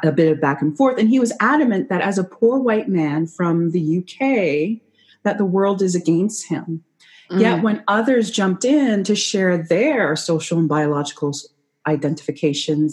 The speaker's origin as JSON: {"language": "English", "country": "Canada", "said": "I'm not American, I'm Canadian"}